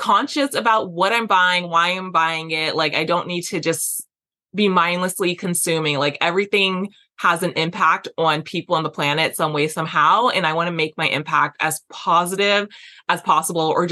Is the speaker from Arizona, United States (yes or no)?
no; Las Vegas, Nevada, United States; I grew up in Las Vegas